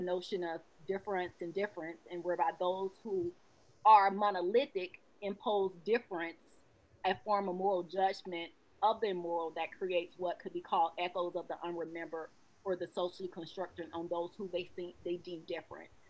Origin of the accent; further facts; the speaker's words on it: Georgia, United States; I'm from the South. I'm from Georgia